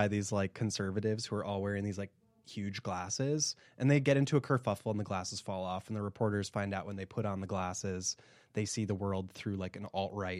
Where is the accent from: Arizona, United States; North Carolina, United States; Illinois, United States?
Illinois, United States; Chicago; moved away; we're from Chicago